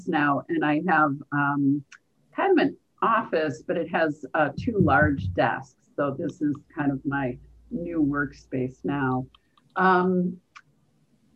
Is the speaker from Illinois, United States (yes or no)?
yes; Chicago, Illinois, United States; also born or lived in Rhode Island; I'm from Chicago originally.